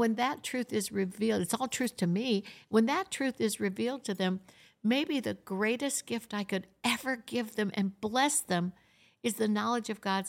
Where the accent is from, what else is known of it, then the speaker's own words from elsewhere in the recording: Florida, United States; also born or lived in Michigan; Yeah, I was brought up in Florida.